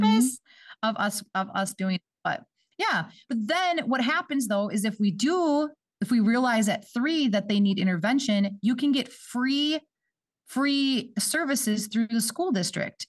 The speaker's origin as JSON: {"language": "English", "town": "Bemidji", "region": "Minnesota", "country": "United States", "moved": "yes", "said": "I'm not from this area. I'm from, um, up north. I'm from Bemidji, Minnesota."}